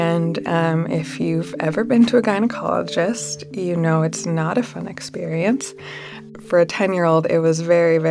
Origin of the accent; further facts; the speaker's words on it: Salt Lake City, Utah, United States; I grew up in Salt Lake City, Utah